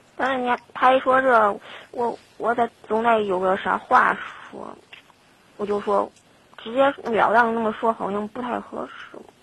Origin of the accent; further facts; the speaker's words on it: Zhengzhou, Henan, China; 因为我家是郑州的